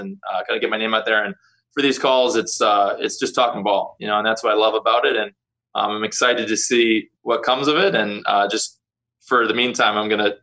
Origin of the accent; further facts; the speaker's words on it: Green Bay, Wisconsin, United States; growing up in Lambeau